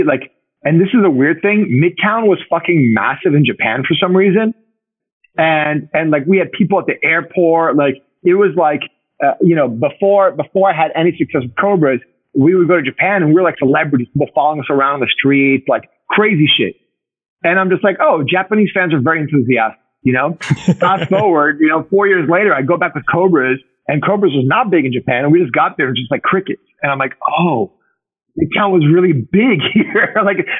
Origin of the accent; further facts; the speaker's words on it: Uruguay; I think like a moment for me was like being in Buenos Aires, because I'm from Uruguay.